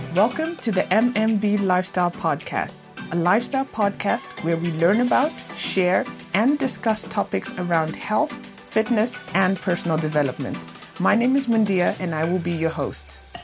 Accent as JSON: {"language": "English", "country": "Zambia", "said": "my home country of Zambia"}